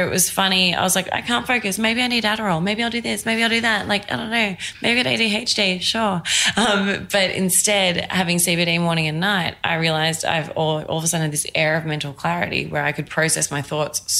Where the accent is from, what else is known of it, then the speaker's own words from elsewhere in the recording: Australia; moved away as an adult; now in New York, United States; I'm Australian.